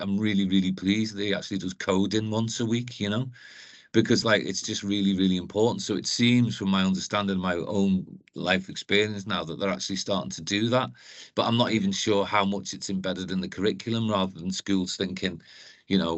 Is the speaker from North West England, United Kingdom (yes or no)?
yes; Liverpool, North West England, United Kingdom; now in Newcastle, United Kingdom; as you can tell by my accent, I'm from Liverpool originally, but I came here